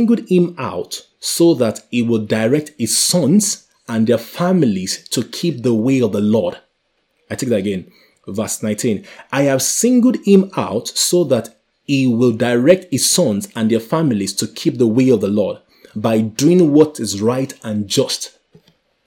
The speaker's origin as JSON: {"language": "English", "country": "Nigeria", "said": "I come from Nigeria"}